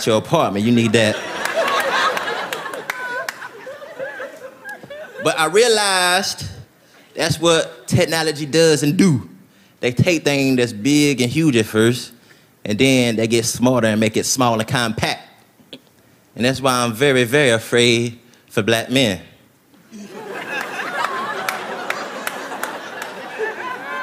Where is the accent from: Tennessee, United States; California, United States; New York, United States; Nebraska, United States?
Tennessee, United States; moved away as an adult; now in Los Angeles, United States; even though I'm from Tennessee, I live in Los Angeles now